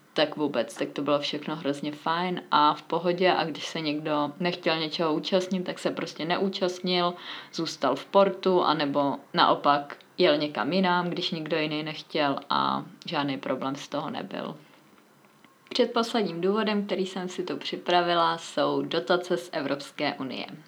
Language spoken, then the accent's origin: Czech; Czechia; moved away as an adult; now in Valencia, Spain; jako jsem já z České republiky